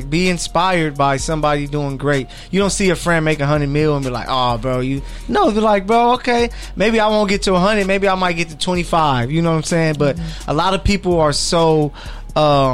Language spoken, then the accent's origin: English; Los Angeles, California, United States; We're from Born and raised, South Central babies